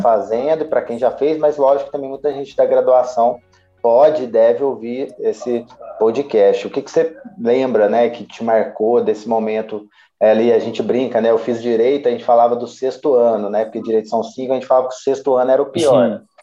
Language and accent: Portuguese; Minas Gerais, Brazil